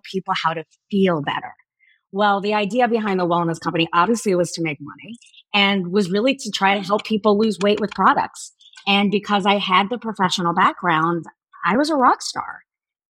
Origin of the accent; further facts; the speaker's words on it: Miami, Florida, United States; I went to school after growing up in Miami, Florida